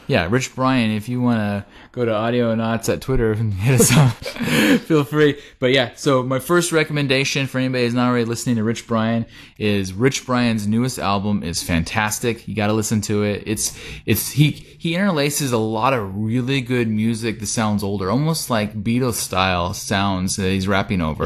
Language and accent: English; Oregon, United States; we're from Oregon.